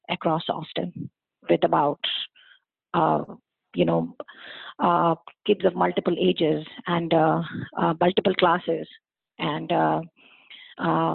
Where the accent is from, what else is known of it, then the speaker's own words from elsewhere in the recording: India; moved away as an adult; most of us, we come from India, and we are surrounded by a big, huge family